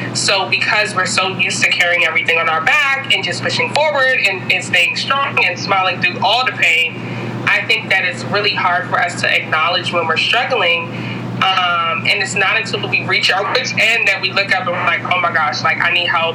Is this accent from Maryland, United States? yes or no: yes; Hyattsville, Maryland, United States; also born or lived in Ethiopia / Washington, District of Columbia, United States; I was born in Ethiopia. My family's Jamaican, but I grew up in the Hyattsville, Maryland area. So all my life, I've been in PG County